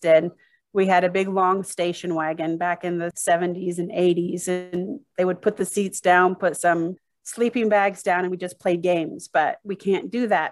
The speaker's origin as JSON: {"language": "English", "region": "Arizona", "country": "United States", "tie": "born or raised there", "moved": "yes", "lives_now": "Utah, United States", "said": "growing up in Arizona and pools was swimming lessons"}